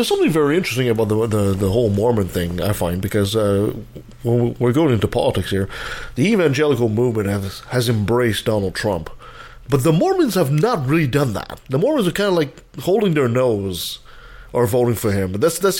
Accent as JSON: {"language": "English", "country": "Canada", "said": "right here as a Canadian"}